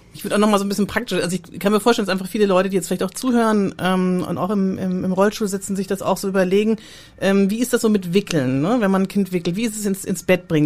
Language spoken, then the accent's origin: German; Southern Germany, Germany; ich als Süddeutsche